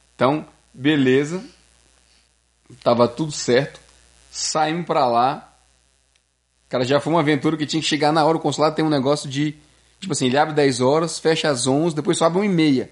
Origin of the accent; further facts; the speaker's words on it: Brazil; now in Quebec, Canada; a gente é brasileiro